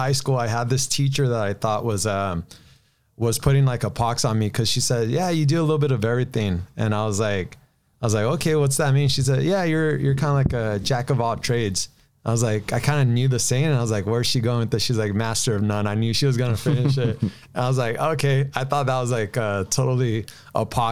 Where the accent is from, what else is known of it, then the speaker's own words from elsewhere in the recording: Downey, California, United States; I grew up in, Downey for the most part